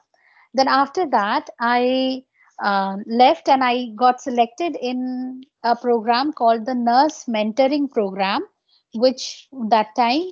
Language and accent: English; Bishnupur, West Bengal, India; So I hail from West Bengal. It's a small district called Bankura. And there in my little town, Bishnupur